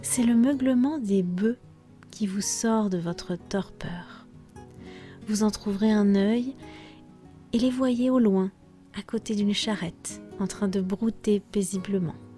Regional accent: France; je suis française

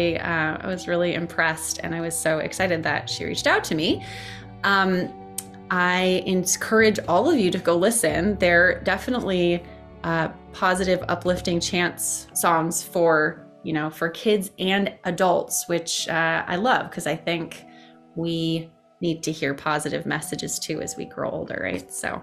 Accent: France; I grew up in France, and my parents are American. So English was the language we spoke at home, and French was the one that I spoke in school.

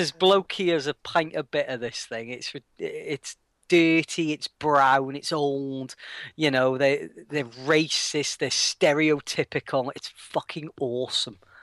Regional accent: Wales, United Kingdom; as a Welshman

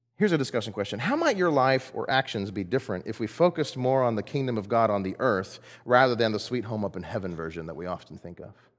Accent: Texas, United States; I'm from Texas. I'm not Greek.

